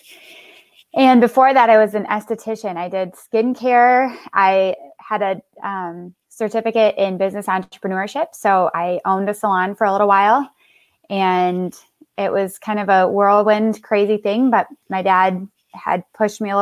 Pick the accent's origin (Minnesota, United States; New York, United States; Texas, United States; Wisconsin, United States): Minnesota, United States; Minneapolis; also born or lived in Las Vegas, Nevada; now in Omaha, United States; I was raised in Minnesota